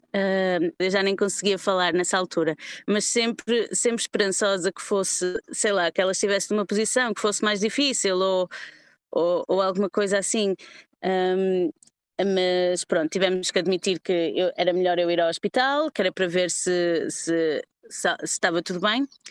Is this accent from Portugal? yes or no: yes; Porto, Norte, Portugal; moved away as an adult; now in London, United Kingdom; estou em Londres há 10 anos, sou originalmente do Porto.